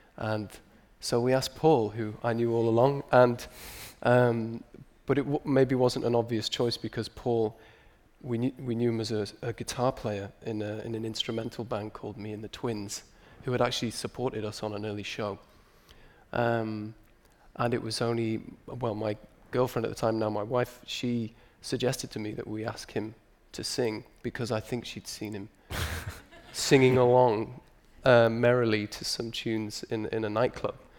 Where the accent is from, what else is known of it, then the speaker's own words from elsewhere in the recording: Newcastle upon Tyne, North East England, United Kingdom; we're all from Newcastle